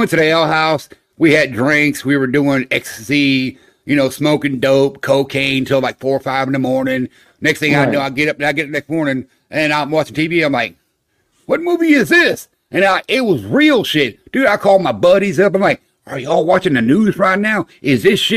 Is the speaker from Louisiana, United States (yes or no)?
no; Florida, United States; I grew up in Florida